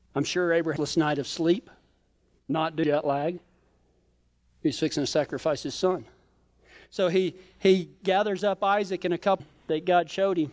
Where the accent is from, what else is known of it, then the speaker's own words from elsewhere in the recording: Colorado, United States; we're from Colorado